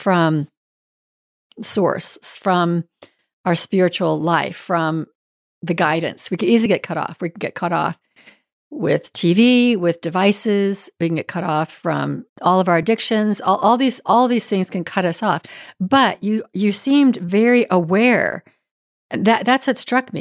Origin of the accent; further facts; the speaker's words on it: Northern California, United States; moved away; also born or lived in Houston; I grew up in Northern California where the weather was good most of the year round